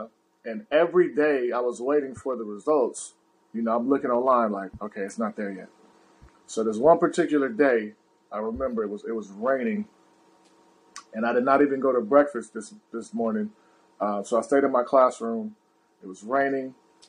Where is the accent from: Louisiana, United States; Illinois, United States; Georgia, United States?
Louisiana, United States; born there; He's like 15 minutes away from where I was born in Louisiana.